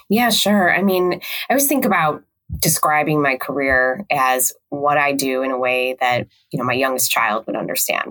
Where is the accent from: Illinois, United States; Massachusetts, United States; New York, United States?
Illinois, United States; Chicago; I eventually moved back home to Chicago